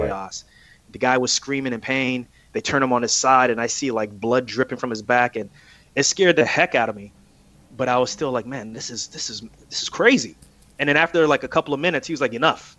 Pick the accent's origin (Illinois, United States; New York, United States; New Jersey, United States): New Jersey, United States; I'm from Jersey